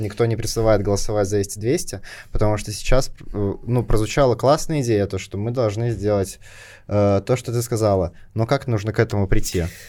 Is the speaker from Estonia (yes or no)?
yes; Estonia; я родился в Эстонии в 2001 году, и у меня гражданство по рождению, я эстонец